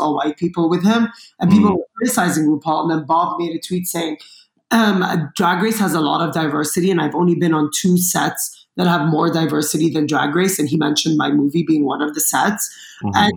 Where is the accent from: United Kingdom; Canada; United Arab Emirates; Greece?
United Arab Emirates; Dubai; also born or lived in Lebanon; now in Los Angeles, United States; I grew up in Dubai